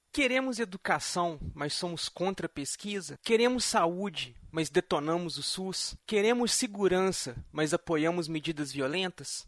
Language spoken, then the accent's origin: Portuguese; Brazil; nós brasileiros temos a capacidade de querer uma coisa